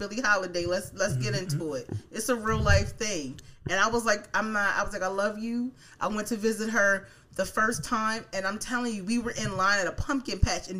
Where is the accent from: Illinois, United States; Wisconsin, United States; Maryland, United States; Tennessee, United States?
Maryland, United States; Baltimore; now in Pennsylvania, United States; I'm from Baltimore.